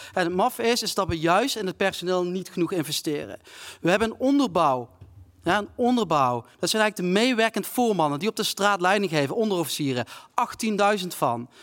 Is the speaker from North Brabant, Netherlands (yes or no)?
no; South Limburg, Netherlands; Ik kom zelf uit Zuid-Limburg